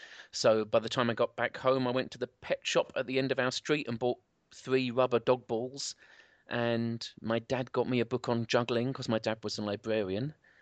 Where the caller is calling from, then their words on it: Southend, East of England, United Kingdom; I'm calling in from Southend, which is about an hour outside of London on the beach.